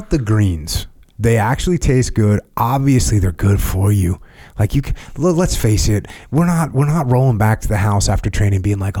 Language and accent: English; United States; I'm from America, bro. I'm uncultured.